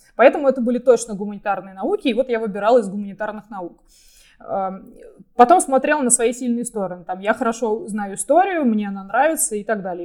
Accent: Russia; moved away as an adult; also born or lived in United States; мы все родились в России и развивались в России

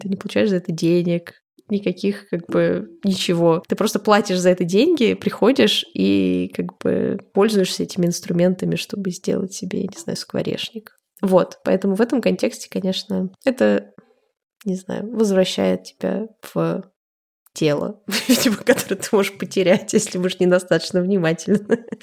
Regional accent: Russia; moved away; говорим, из России

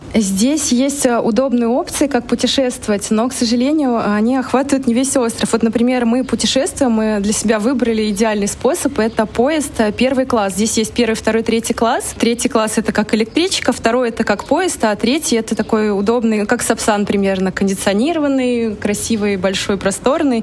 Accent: Russia; moved away as an adult; now in Sri Lanka; мы из России, мы привыкли к разнообразию товаров в магазинах

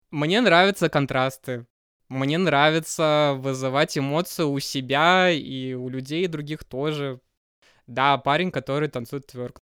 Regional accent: Kazan, Tatarstan, Russia; moved away as an adult; now in Moscow, Russia; я родился в Казани

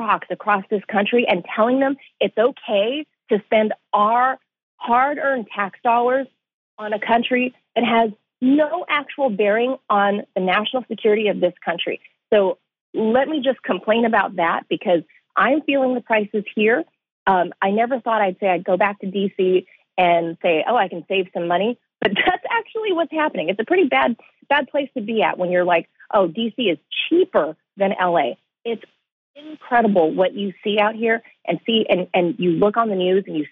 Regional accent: California, United States; tent cities everywhere across my hometown.

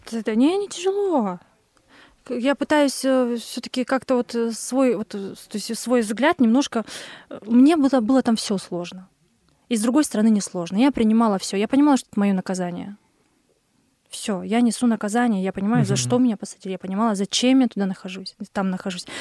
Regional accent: Kurgan, Kurgan Oblast, Russia; also born or lived in Kazakhstan; в России, в каком-то городе Кургане, Кургане, у цыган. Через год, как я родилась

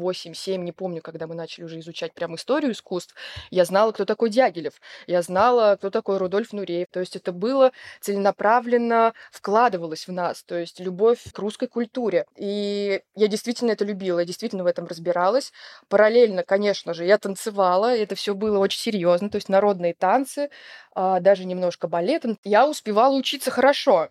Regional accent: Tula Oblast, Russia; moved away as an adult; also born or lived in Yekaterinburg area; И в Тульской области я жила, получается, с трех лет, с двух до семнадцати.

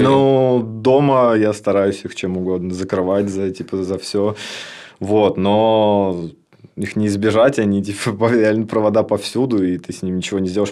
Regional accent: Lipetsk Oblast, Russia; moved away as an adult; now in Tambov, Russia; Я с Липецкой области

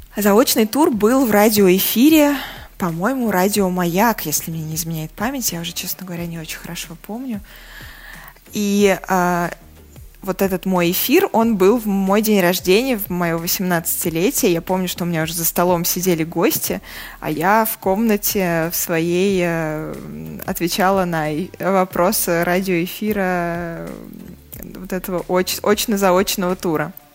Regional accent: Saratov, Saratov Oblast, Russia; now in Moscow, Russia; Я родилась и выросла не в Москве. А, мои родители по-прежнему живут в Саратове

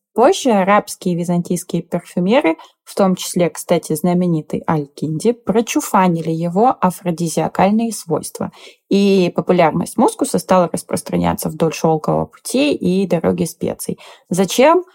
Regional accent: Siberia, Russia; Я как человек из Сибири

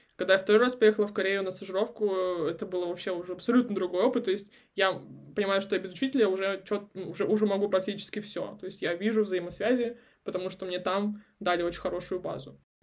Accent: a small town near Khabarovsk, Khabarovsk Krai, Russia; moved away; also born or lived in Vladivostok / South Korea; я с Дальнего Востока, угу. я из маленького города под Хабаровском.

